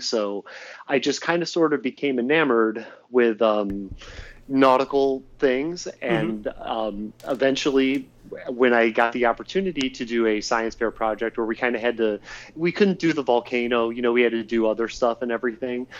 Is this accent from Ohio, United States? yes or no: yes; Cleveland, Ohio, United States; I'm from Cleveland, but like I lived you know in a suburb that was south of it